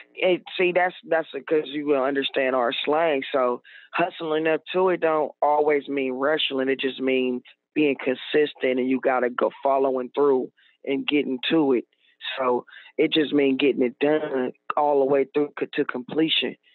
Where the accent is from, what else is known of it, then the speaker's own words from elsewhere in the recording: Oakland, California, United States; I'm from the Bay Area, Oakland, California